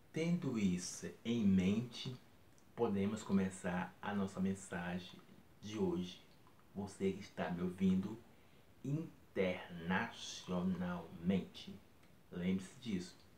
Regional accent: Natal, Rio Grande do Norte, Brazil; moved away; eu estava lá na minha cidade, Natal

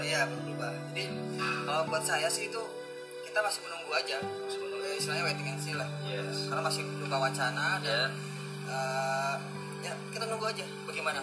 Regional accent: Cileungsi, West Java, Indonesia; Saya dari Cilengsi

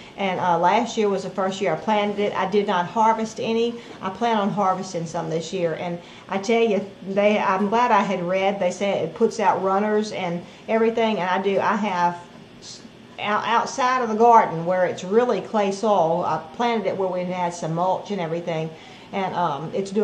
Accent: the South, United States; we're from the South.

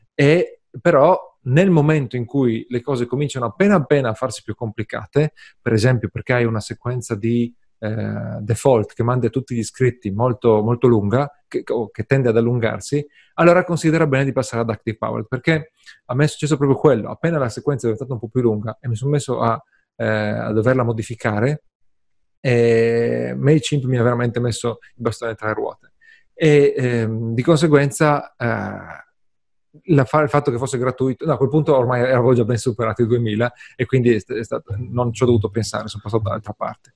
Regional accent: Friuli-Venezia Giulia, Italy; sono friulano, i friulani sono gente triste

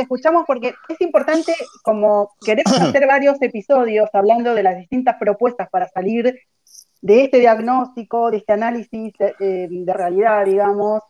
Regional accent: Argentina; nuestro país una cultura contra el desarrollo

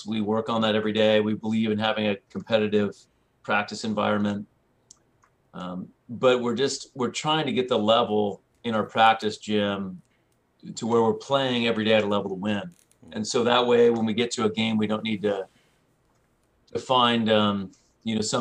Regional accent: Santa Barbara, California, United States; I grew up in Santa Barbara, California

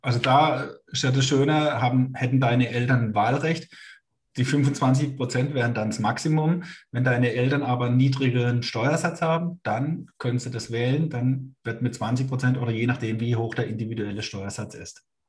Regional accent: Baden-Württemberg, Germany; ich bin Badener

